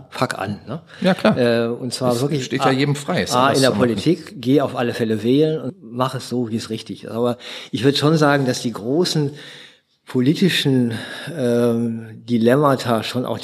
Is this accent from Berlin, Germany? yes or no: yes; Berlin, Germany; Also als Berliner werde ich ja dann auch immer, oh, du wohnst in Berlin.